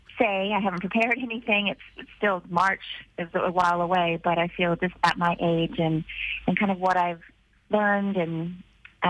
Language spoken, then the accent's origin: English; Canada; also born or lived in Vancouver Island; I'm a Canadian girl, and I live in Canada full time now. I'm in my home base on Vancouver Island